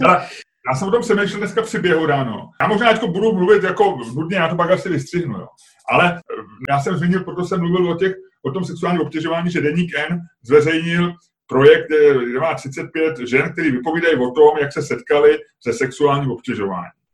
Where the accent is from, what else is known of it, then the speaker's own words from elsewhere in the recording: Prague, Czechia; já jsem z Holešovice